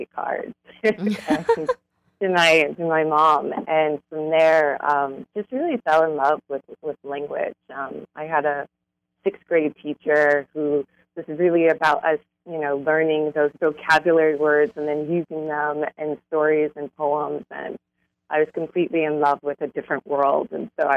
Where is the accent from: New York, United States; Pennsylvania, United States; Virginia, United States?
New York, United States; New York City; I grew up in Brooklyn, New York